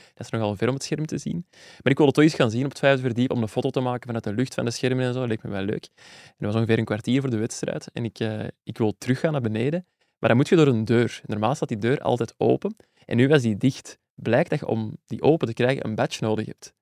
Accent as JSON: {"language": "Dutch", "town": "Zwijndrecht", "region": "Flanders", "country": "Belgium", "said": "net als ik afkomstig uit Zwijndrecht, slash Burgt, een deelgemeente."}